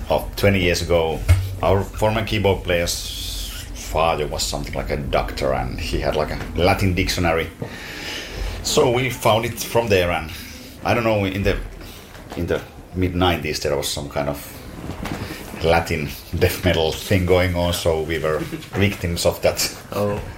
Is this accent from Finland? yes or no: yes; Finland; we are from Finland